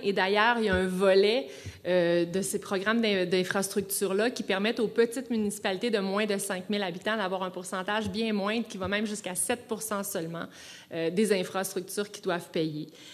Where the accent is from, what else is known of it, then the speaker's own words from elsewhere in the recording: Quebec, Canada; Je suis une Québécoise, moi aussi